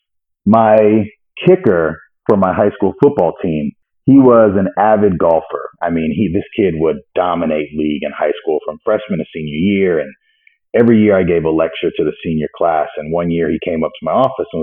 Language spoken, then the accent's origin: English; Pasadena, California, United States; I was born and raised in Pasadena, California